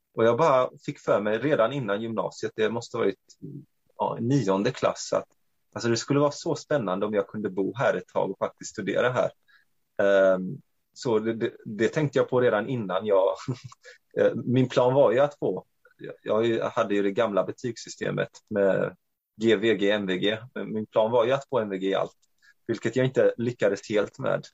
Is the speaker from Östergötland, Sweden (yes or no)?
no; Växjö, Kronoberg County, Sweden; also born or lived in Norway / Romania; född och uppvuxen här i Sverige, men till eh, ungerska föräldrar. Ehm, jag eh, har i princip bott på samma ställe hela mitt liv. Nere i södra Sverige, i Växjö